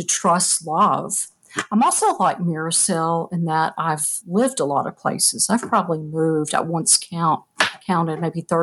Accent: Eastern Kentucky, United States; I grew up in Eastern Kentucky

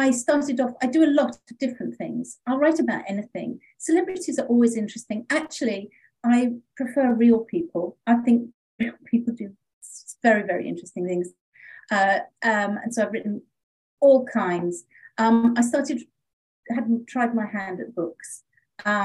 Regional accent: United Kingdom; moved away as an adult; now in Los Angeles, United States; I am British, as you can hear, with a funny accent

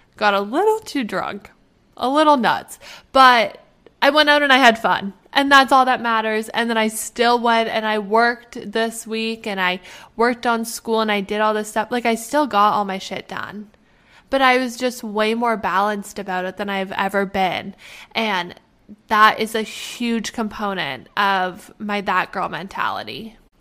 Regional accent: Canada; moved away; I am Canadian. I am Canadian. We have universal health care. I can go home

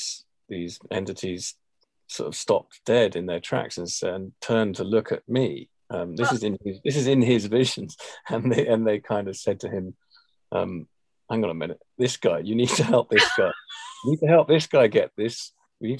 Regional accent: England, United Kingdom; being English

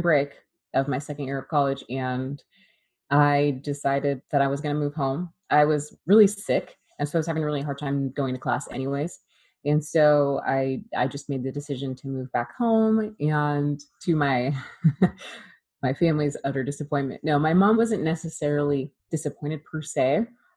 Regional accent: Oregon, United States; I grew up in Oregon

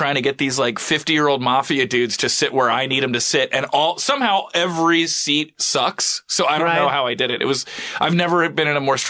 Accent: Philadelphia, Pennsylvania, United States; moved away; also born or lived in New York; I was born in Philly.

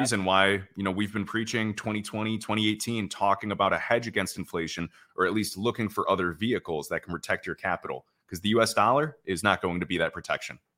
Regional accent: Chicago, Illinois, United States; moved away as an adult; now in Puerto Rico; I'm actually from Chicago

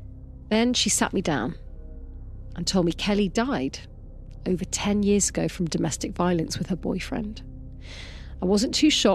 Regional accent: Wales, United Kingdom; Oh, and also I'm Welsh

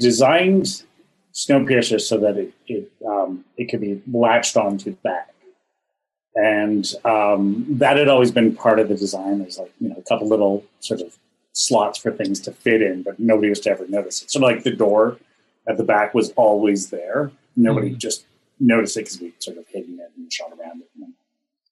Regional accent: Ontario, Canada; I'm from Ontario, which gets very cold in the winter.

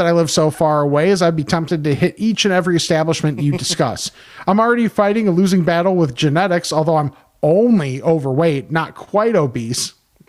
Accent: Homewood, Illinois, United States; moved away as an adult; now in Netherlands; I'm originally from Homewood, graduated from HF, and have two brothers who still live there. Currently, I live in Europe, specifically the Netherlands, and have for about the last 23 years.

